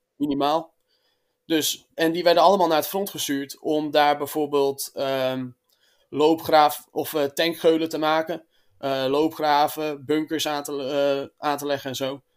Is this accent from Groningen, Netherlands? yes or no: no; Friesland, Netherlands; Ik eh, kom uit Friesland.